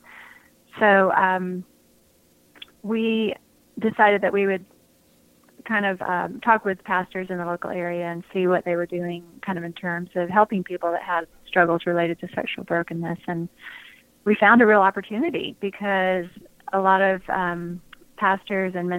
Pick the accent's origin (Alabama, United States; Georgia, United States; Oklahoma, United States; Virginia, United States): Georgia, United States; outside of Atlanta; I grew up outside of Atlanta